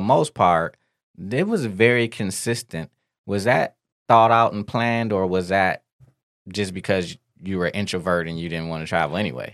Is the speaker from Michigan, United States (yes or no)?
yes; Detroit, Michigan, United States; we grew up in Detroit